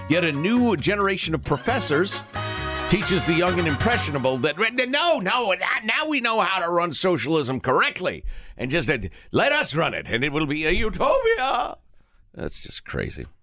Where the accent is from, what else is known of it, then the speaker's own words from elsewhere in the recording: Canada; Uh, I am Canadian, and he and I enjoy comparing our political systems.